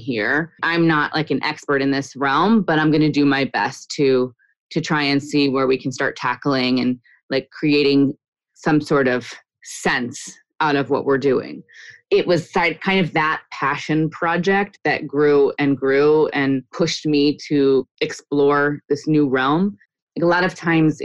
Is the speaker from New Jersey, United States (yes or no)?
yes; New Jersey, United States; moved away as an adult; also born or lived in Boston; now in Israel; Grew up in New Jersey, went to college in Boston